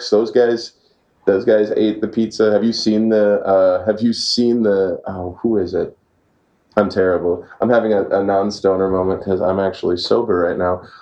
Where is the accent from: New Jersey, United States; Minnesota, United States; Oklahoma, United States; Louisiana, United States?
Minnesota, United States; Brainerd; Brainerd, Minnesota. Oh yeah, you're gonna make fun of my accent. It's crazy. I don't. I don't really have too much of one, but where I'm from, that's actually my hometown area.